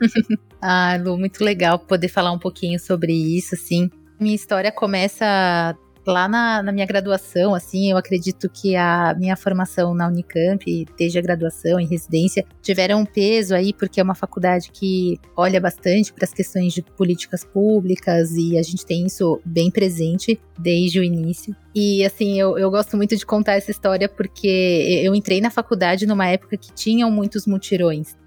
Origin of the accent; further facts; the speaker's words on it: São Paulo, Brazil; moved away as an adult; now in João Pessoa, Brazil; eu sou paulistana